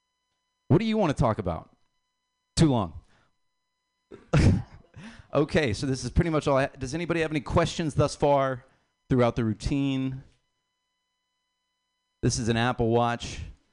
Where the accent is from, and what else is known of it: Ireland